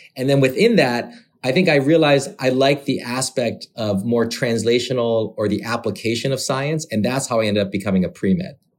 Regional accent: Michigan, United States; moved away as an adult; also born or lived in Korea / Massachusetts / San Francisco; I was born in Michigan, so the good old Midwest

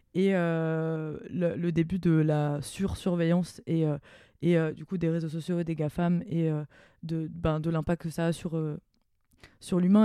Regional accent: near Mulhouse, Grand Est, France; j'ai grandi à Morchevel-le-Bas, donc à côté de Mulhouse

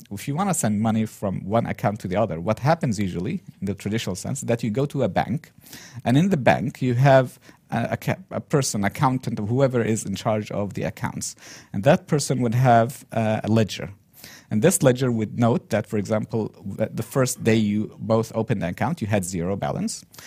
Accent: Yemen; moved away as an adult; also born or lived in Turkey; Yemen, my home country, original home country

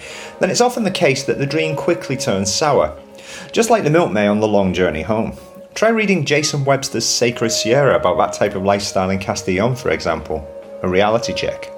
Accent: England, United Kingdom; moved away as an adult; also born or lived in London; now in Spain; We are English

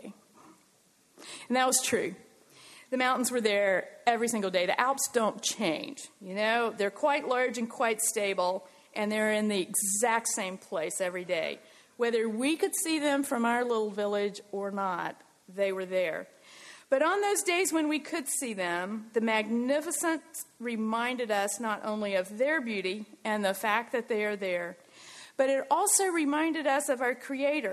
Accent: United States; also born or lived in Switzerland; I'm American

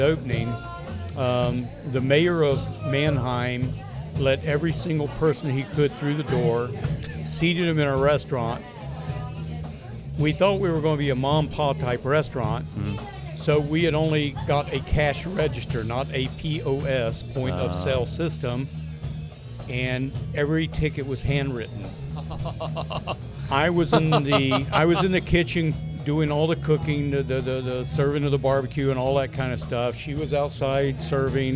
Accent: Appalachian Mountains, North Carolina, United States; moved away; I'm from North Carolina in the Appalachian Mountains, which is normal

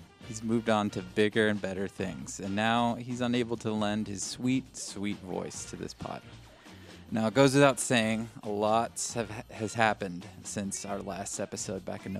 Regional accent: Inland Empire, California, United States; We're in a nice little living room in the Inland Empire. In my hometown, my home zone.

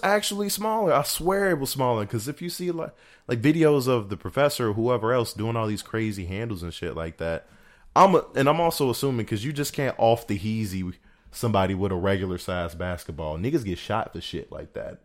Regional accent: Chicago, Illinois, United States; I'm being from Chicago

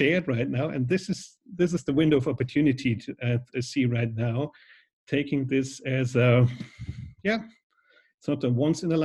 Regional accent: Schweinfurt, Bavaria, Germany; I was working at a Foot Locker store in Schweinfurt in my hometown

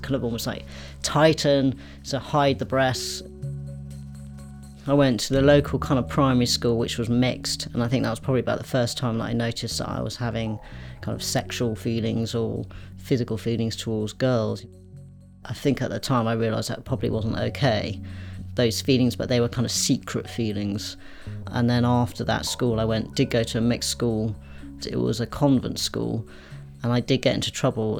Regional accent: Berkshire, South East England, United Kingdom; I grew up in Berkshire, so it's very home counties

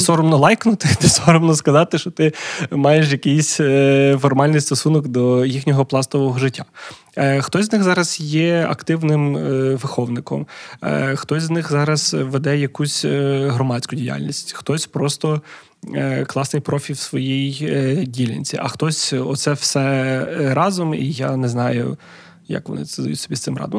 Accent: Lviv, Lviv Oblast, Ukraine; moved away as an adult; now in Kyiv, Ukraine; я львів'янин, який на заробітках в Києві, хоча це вже там вісім років

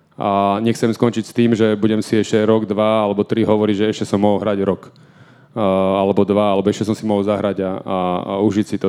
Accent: Banská Bystrica, Banská Bystrica Region, Slovakia; moved away as an adult; to bolo doma v Banskej Bystrici. Uh, ja som vždy túžil dohrať svoju kariéru doma, uh, ako keby niečo vrátiť klubu, ktorý mi dal strašne veľa, keďže som tam vyrastal

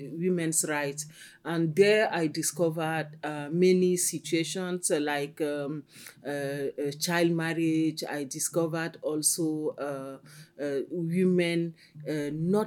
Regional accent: Cameroon; I come from Cameroon

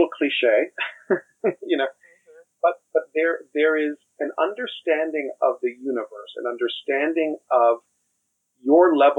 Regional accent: Miami, Florida, United States; I grew up in Miami, Florida

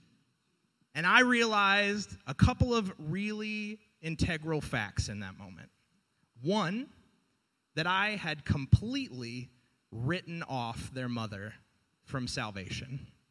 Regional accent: the South, United States; moved away; I grew up in the South. I'm from the South

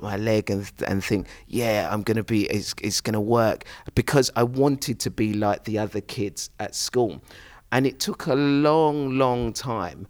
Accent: London, United Kingdom; I was this young kid growing up in Plaistow, East London, in this concrete jungle

